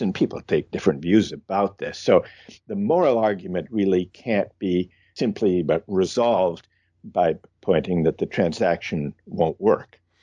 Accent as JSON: {"language": "English", "region": "Midwest", "country": "United States", "tie": "born or raised there", "said": "I grew up in the Midwest"}